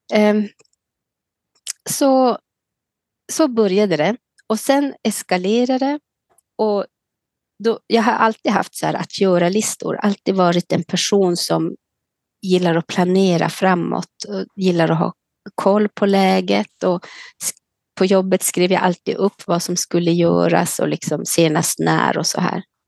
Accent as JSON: {"language": "Swedish", "town": "Kiruna", "region": "Norrbotten County", "country": "Sweden", "tie": "born or raised there", "also_born_or_lived": "Karesuando", "moved": "yes", "lives_now": "Leksand, Sweden", "said": "jag bor nu i Leksand sedan i augusti, men är född och uppvuxen i Kiruna"}